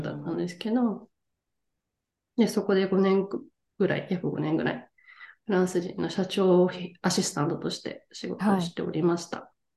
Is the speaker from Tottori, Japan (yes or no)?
yes; Tottori, Japan; moved away as an adult; now in France; 鳥取県鳥取市出 身です